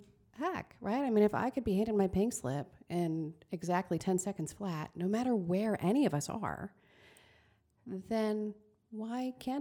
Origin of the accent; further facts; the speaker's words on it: Queensbury, New York, United States; So I was raised here in Queensbury, and my parents were very hardworking.